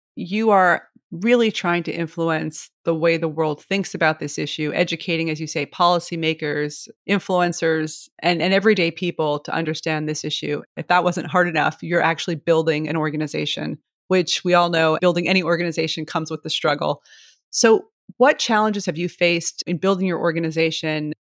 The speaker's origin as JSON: {"language": "English", "town": "New York City", "region": "New York", "country": "United States", "tie": "born or raised there", "said": "a friend who I grew up with in Brooklyn"}